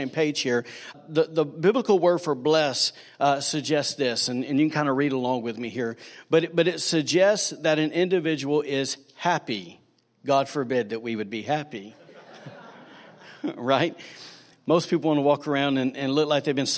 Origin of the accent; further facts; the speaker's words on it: Alabama, United States; now in Rockport, United States; I'm from Manpodunk, Redneck, Alabama